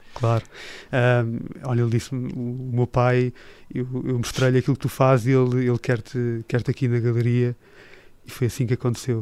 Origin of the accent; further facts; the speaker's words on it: Portugal; also born or lived in Switzerland / United States / Japan; eu sou português